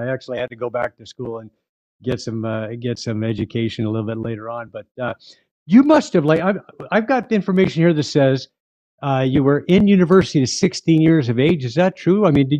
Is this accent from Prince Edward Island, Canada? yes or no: no; Edmonton, Alberta, Canada; I grew up in Dovercourt, right?